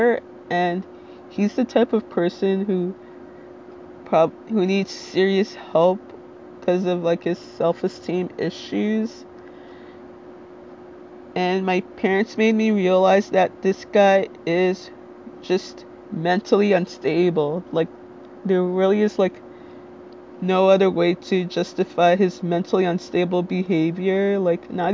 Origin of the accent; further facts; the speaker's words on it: Little Ferry, New Jersey, United States; I'm from Little Ferry, New Jersey, which, if you're not familiar with, it's in Bergen County